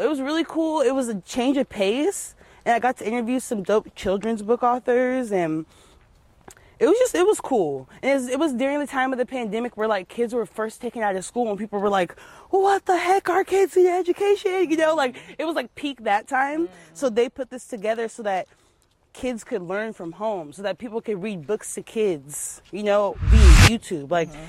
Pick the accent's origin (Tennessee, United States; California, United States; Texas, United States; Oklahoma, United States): California, United States; also born or lived in San Jose / Las Vegas; But I'm originally from SoCal.